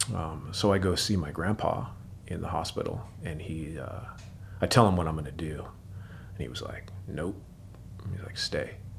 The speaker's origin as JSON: {"language": "English", "town": "Seattle", "region": "Washington", "country": "United States", "tie": "born or raised there", "moved": "as an adult", "lives_now": "Portland, United States", "said": "Grew up, uh, Seattle, Washington. Um, born and raised"}